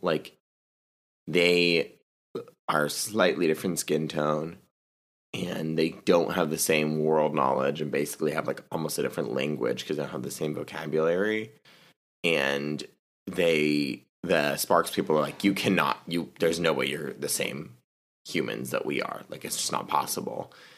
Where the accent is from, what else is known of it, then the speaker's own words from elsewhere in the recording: the South, United States; I'm from the South